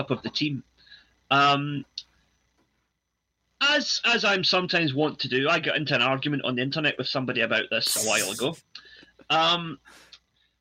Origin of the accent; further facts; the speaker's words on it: Scotland, United Kingdom; accent: Scottish; moved away as an adult; now in Japan; I was born in Scotland. I obviously look and sound Scottish. But I've lived in Japan for most of my adult life